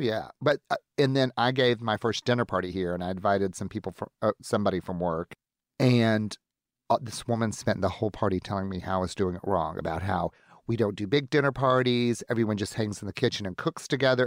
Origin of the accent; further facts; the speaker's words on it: the Old South, United States; moved away as an adult; now in Seattle, United States; I'm from the Old South